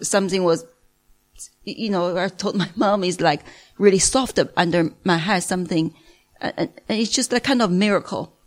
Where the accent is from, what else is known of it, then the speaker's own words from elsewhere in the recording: Beijing, China; moved away as an adult; also born or lived in Singapore; now in United Kingdom; I'm from Beijing, China